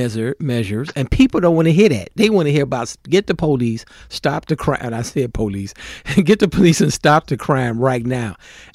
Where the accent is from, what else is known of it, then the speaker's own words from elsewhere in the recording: Chicago, Illinois, United States; I'm born and raised on the South Side. I've been here all my life